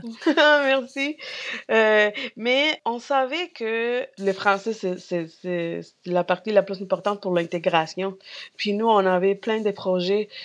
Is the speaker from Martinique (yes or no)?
no; Peru; French is a second language; moved away as an adult; also born or lived in Montreal, Canada; now in Gaspésie, Canada; je viens du Pérou, mais mon mari vient de l'Équateur